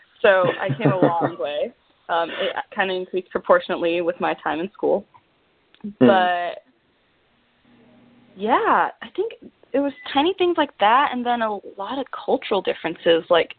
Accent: Florida, United States; I guess part of me will say that growing up in Florida had a lot to do with making that decision

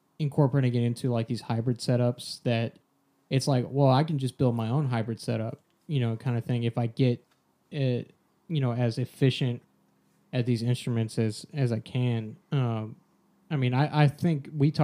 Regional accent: Texas, United States; growing up in Texas where there's a prominent extracurricular structure

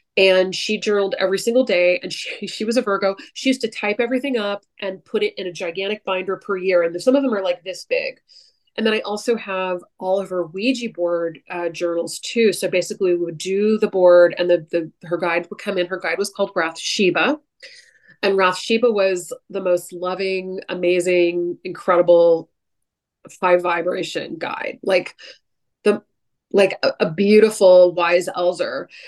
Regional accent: San Francisco Bay Area, California, United States; moved away; I'm from the San Francisco Bay Area

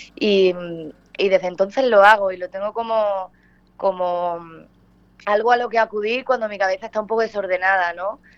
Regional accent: Punta Umbría, Andalusia, Spain; haber nacido allí en Huelva, en Punta Umbría, mi tierra

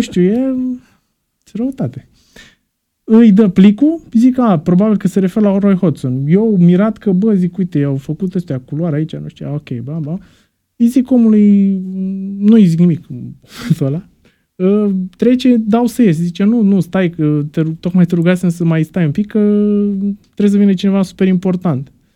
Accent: Romania; eram din România

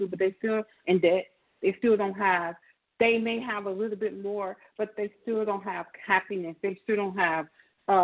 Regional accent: United States; us as American

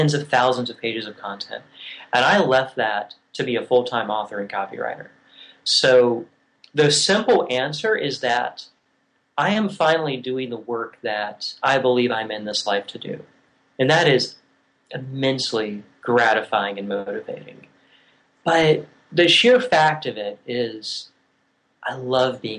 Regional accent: Virginia, United States; moved away as an adult; also born or lived in Oregon / Tennessee / Scotland; I grew up in Virginia and moved to Oregon

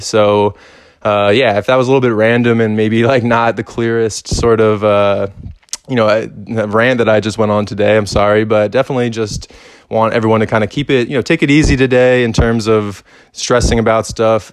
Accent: Philadelphia, Pennsylvania, United States; growing up in Philly, like there's a very prominent like hip hop scene and culture here

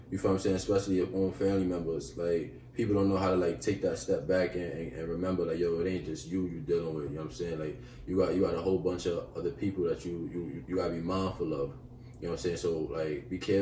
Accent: New York City, New York, United States; coming from Crown Heights, like, we was in a whole family

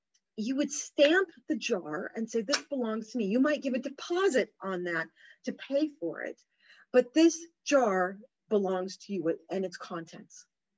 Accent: United Kingdom; my whole life is I'm British. We're British. I root for the Welsh rugby team.

